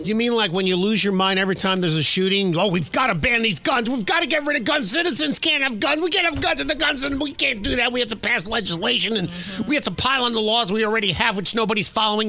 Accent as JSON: {"language": "English", "country": "United States", "tie": "born or raised there", "also_born_or_lived": "New Jersey / New York", "said": "When I grew up in New Jersey and New York, the work permit age was"}